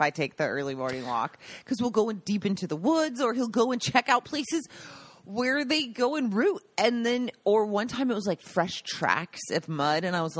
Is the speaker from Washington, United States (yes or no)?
yes; Seattle, Washington, United States; now in Italy; I grew up in Ballard in Seattle.